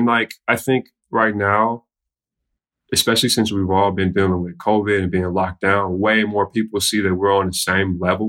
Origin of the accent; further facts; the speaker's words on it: Chicago, Illinois, United States; I come from South Chicago, West Englewood, Ashburn, South Shore, multiple neighborhoods where I seen things.